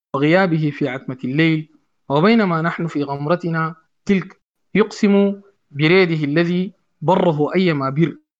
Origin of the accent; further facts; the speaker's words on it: Sudan; أنا كزول سوداني بسيط